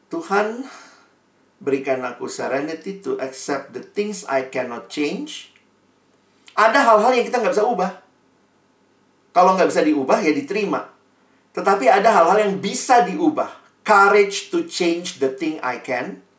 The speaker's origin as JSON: {"language": "Indonesian", "town": "Ambon", "region": "Maluku", "country": "Indonesia", "said": "Eh, orang Ambon kayak saya."}